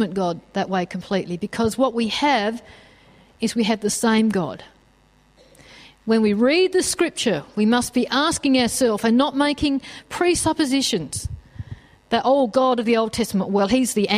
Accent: Australia; us as Australian Christians

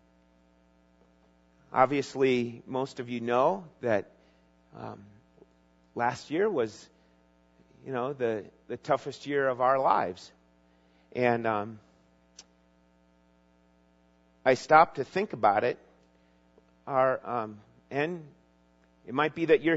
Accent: Minnesota, United States; even as a junior high and high school young guy in growing up in Minnesota

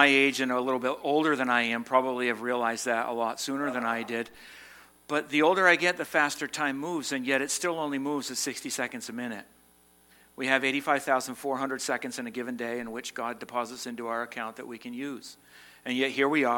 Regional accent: Massachusetts, United States; now in Vermont, United States; I was born in Massachusetts, so you're stuck with a Massachusetts person

